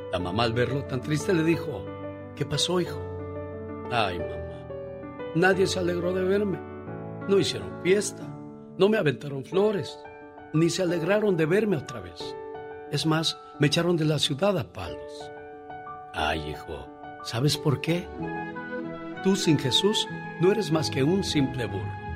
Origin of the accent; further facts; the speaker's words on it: Veracruz, Mexico; now in Montclair, United States; Un día salí de Veracruz, pero Veracruz nunca salió de mí.